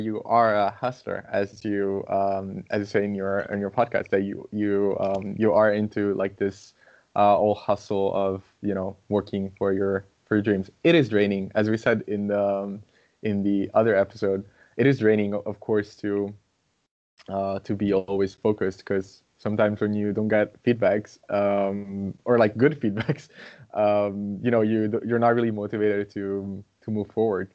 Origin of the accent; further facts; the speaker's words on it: Brazil; English is a second language; now in Italy; I'm Brazilian